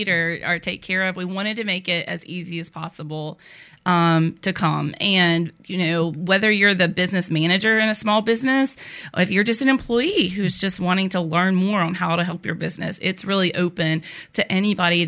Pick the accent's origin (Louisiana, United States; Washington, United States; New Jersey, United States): Louisiana, United States; Downsville; moved away as an adult; also born or lived in Baton Rouge, Louisiana / New Brockton, Alabama; now in Alabama, United States; I'm originally from Louisiana, a really small town in Northeast Louisiana.